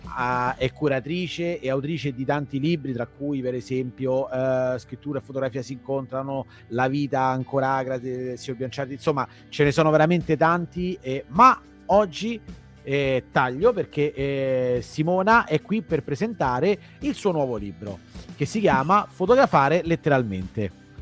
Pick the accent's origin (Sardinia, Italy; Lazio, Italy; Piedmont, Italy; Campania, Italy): Lazio, Italy; Rome; io sono di Roma